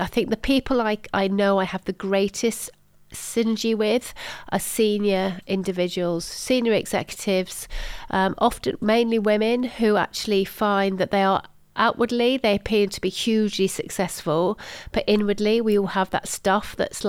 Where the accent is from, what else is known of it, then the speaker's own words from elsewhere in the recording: Salisbury, South West England, United Kingdom; also born or lived in Germany; in Salisbury in Wiltshire. So that's kind of where I sort of feel I'm from.